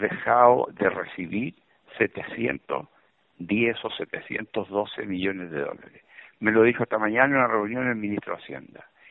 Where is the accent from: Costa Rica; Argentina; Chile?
Chile; uno como chileno